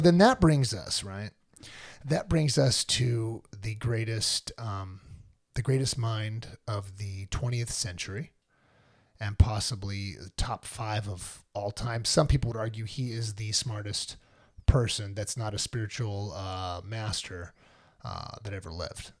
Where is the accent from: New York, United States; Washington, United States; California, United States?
California, United States; I'm a Californian